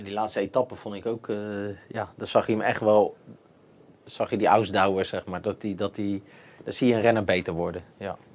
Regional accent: Netherlands

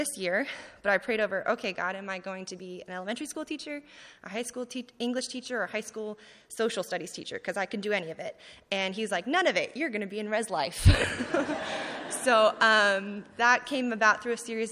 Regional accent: California, United States; moved away as an adult; I'm from California, born and raised

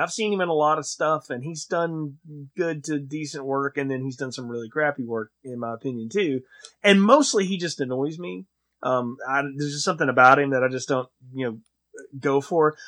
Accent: the South, United States; growing up in the South

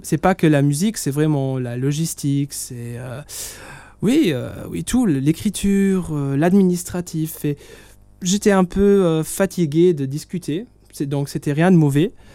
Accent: Italy; moi je suis italien

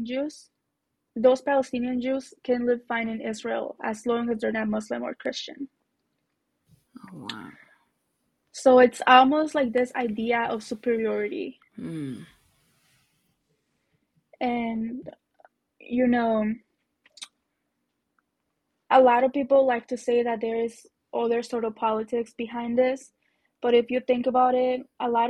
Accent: Zacatecas, Mexico; moved away; I grew up in Zacatecas

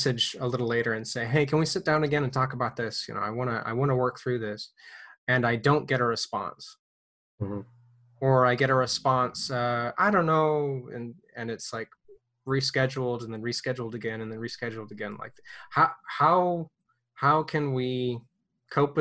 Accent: United States; moved away as an adult; now in Ukraine; I'm an American

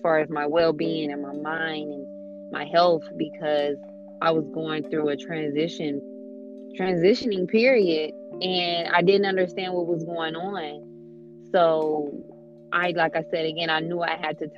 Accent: Dayton, Ohio, United States; I am from Dayton, Ohio, born and raised.

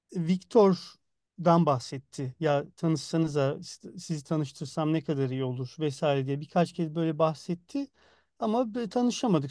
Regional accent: Muğla, Turkey; moved away; also born or lived in Istanbul; ben Muğla'da büyüdüm.

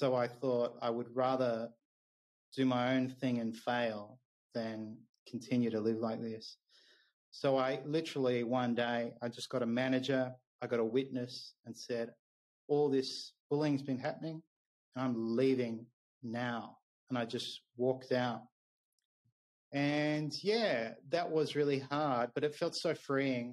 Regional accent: Melbourne, Victoria, Australia; moved away as an adult; also born or lived in Japan

